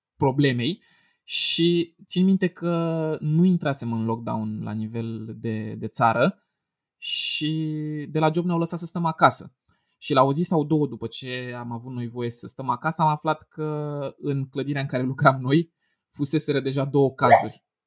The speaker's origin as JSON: {"language": "Romanian", "area": "a small locality near Bucharest", "region": "Ilfov", "country": "Romania", "said": "eu vin dintr-o localitate mică de lângă București"}